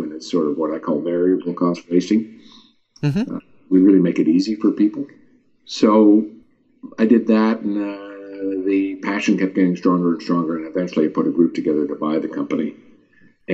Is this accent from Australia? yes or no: no; Montreal, Quebec, Canada; I grew up in Montreal